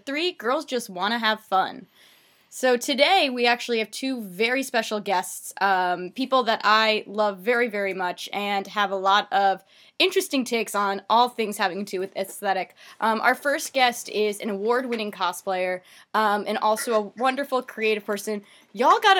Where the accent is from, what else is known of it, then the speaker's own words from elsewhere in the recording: United States; as an American